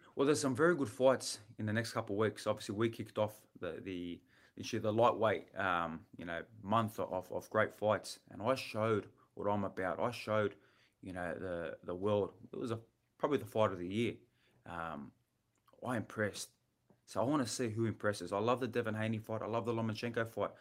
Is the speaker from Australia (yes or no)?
yes; Australia; I'm from Australia